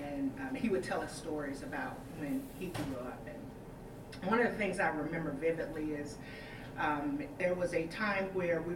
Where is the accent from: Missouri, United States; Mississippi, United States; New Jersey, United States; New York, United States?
Mississippi, United States; Jackson; now in Wyandotte, United States; I was born and raised in Jackson, Mississippi